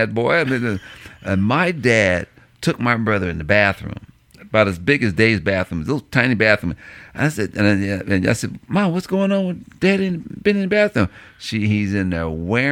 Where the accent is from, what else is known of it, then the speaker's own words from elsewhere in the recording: Illinois, United States; we're from the Midwest and Illinois, state of Illinois, and this is the same town that we weren't allowed to grow grass in the front yard